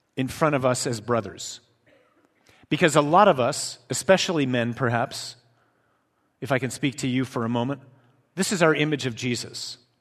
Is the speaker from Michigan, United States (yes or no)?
yes; Michigan, United States; I'm from Michigan.